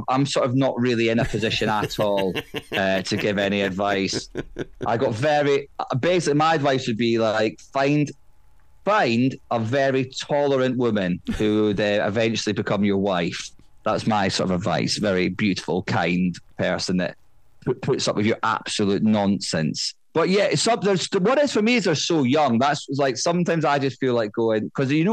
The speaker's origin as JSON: {"language": "English", "region": "Scotland", "country": "United Kingdom", "said": "I'm from Scotland"}